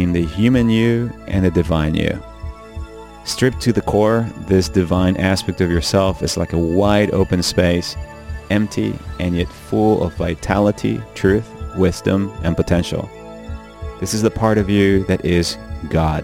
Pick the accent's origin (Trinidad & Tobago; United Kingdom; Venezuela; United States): Venezuela; When I was a little child growing up in Venezuela